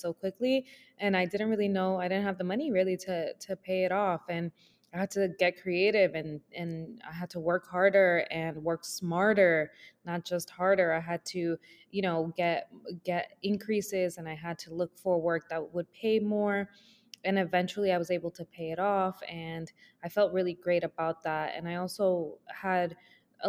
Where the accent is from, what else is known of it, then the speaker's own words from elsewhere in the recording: New York, United States; also born or lived in Dominican Republic; Born in DR, raised in New York